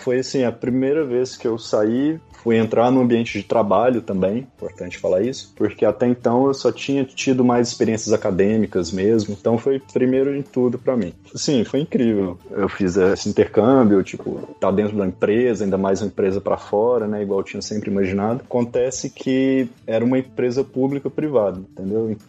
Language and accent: Portuguese; Divinópolis, Minas Gerais, Brazil; moved away as an adult; also born or lived in Campinas, Brazil; now in Croatia; eu sou de Minas, do interior, uma cidade que chama Divinópolis, com 100 quilômetros de Belo Horizonte. Eu saí de casa com 18 anos para ir fazer faculdade fora, né?